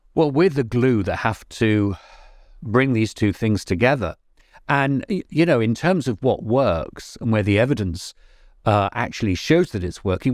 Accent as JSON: {"language": "English", "region": "England", "country": "United Kingdom", "said": "not being so English"}